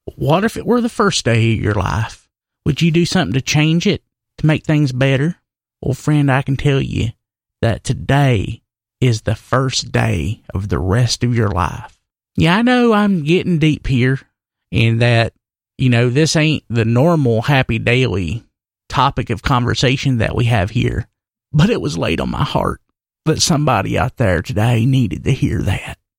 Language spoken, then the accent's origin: English; Wilkes County, North Carolina, United States; I weren't from Wilkes County